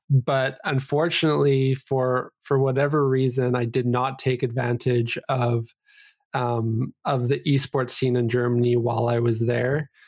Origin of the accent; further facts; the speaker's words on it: Vancouver, British Columbia, Canada; also born or lived in Calgary, Alberta; I grew up here in B C. Uh, I was born in, uh, Calgary, Alberta, which is just a province away here, but, uh, basically born and, or bred here in, in Vancouver